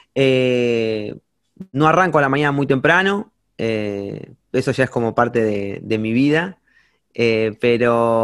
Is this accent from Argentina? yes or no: yes; Campana, Buenos Aires Province, Argentina; soy de Campana, es como una ciudad chica